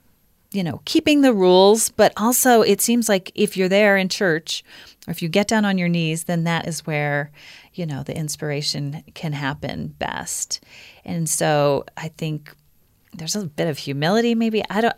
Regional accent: Pennsylvania, United States; I grew up in Pennsylvania and in the 80s

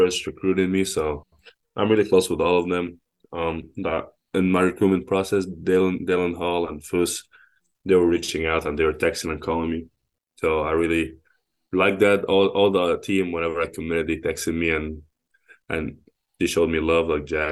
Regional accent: Egypt; now in United States; growing up in Egypt

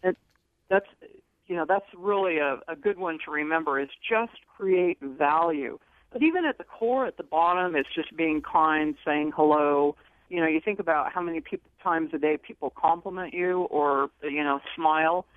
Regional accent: Franklin, Idaho, United States; I was raised in Franklin, Idaho

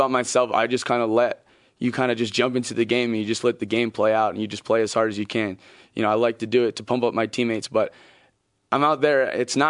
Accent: Hawaii, United States; moved away; I'm from Hawaii.

